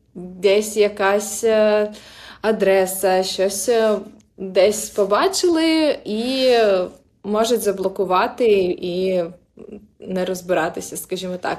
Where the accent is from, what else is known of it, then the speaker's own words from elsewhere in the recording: Crimea, Ukraine; moved away; я, наприклад, народилася в Криму